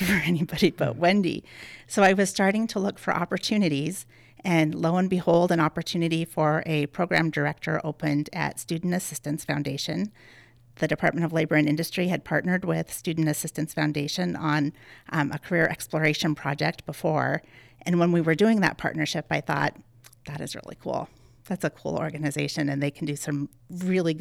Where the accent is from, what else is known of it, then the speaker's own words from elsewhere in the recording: Helena Valley, Montana, United States; we grew up out in the Helena Valley, and my whole family is very into horses.